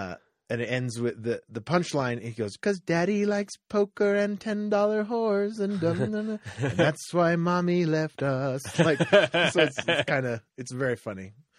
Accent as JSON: {"language": "English", "region": "London", "country": "United Kingdom", "accent": "Cockney", "said": "There's a little bit of the Cockney accent in there. My Cockney accent."}